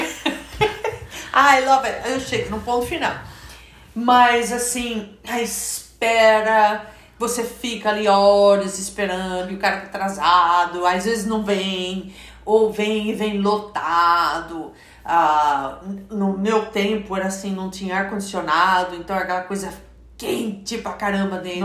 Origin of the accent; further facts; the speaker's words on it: Brazil; moved away as an adult; quando eu saí do Brasil, uma delas é que eu estava chegando aos meus 30 anos de idade